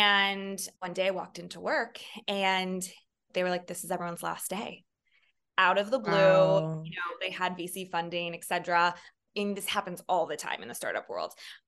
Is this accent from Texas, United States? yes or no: no; San Francisco, California, United States; now in New York City, United States; I moved from across the country. I grew up in California, San Francisco proper, and went to Santa Clara University, which is also on the West Coast, not far from where I grew up.